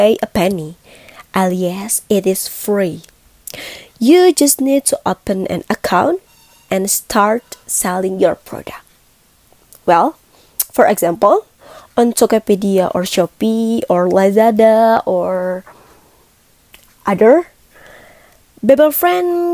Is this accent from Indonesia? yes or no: yes; Bandung, West Java, Indonesia; I'm from Bandung